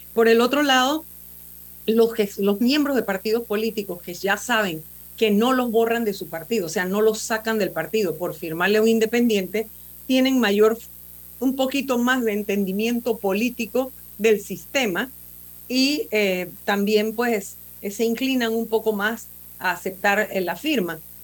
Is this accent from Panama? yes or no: yes; Panama; somos todos los panameños